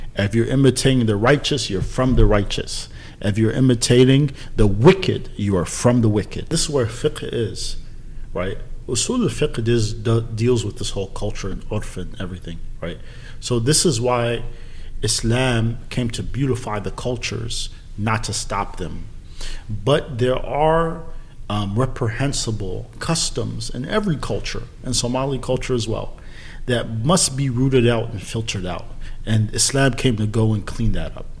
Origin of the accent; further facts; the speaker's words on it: San Diego, California, United States; I'm from San Diego